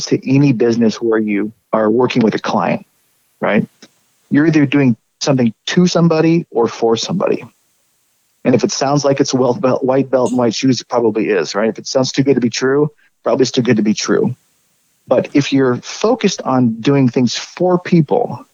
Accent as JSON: {"language": "English", "region": "Oregon", "country": "United States", "tie": "born or raised there", "also_born_or_lived": "Midwest / Arizona", "moved": "as an adult", "said": "I grew up in Oregon, went to school in the Midwest, and lived in the southern Arizona central Arizona for quite a while too. But it's coming back to Oregon after about 20 years of being away"}